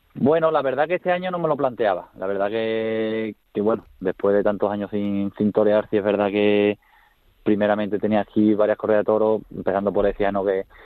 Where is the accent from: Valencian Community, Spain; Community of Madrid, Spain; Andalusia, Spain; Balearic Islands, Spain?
Andalusia, Spain; Écija; me crié en Ecija